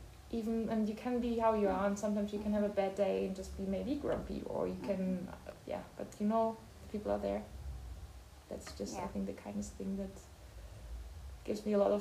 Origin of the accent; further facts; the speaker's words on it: between Bonn and Cologne, North Rhine-Westphalia, Germany; English is a second language; moved away as an adult; also born or lived in Aachen; now in Lausanne, Switzerland; I'm from Germany. I was born in Aachen. It's close to the Belgian and Dutch border. But I grew up between Bonn and Köln.